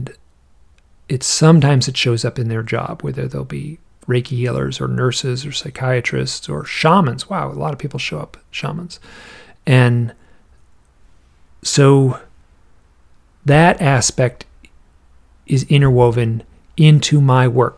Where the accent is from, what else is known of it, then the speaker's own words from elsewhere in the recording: Michigan, United States; I'm from Michigan.